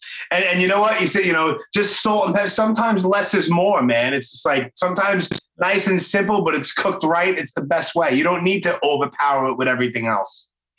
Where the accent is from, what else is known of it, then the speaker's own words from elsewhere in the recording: Brooklyn, New York, United States; I'm from Brooklyn. Fuck all the formalities.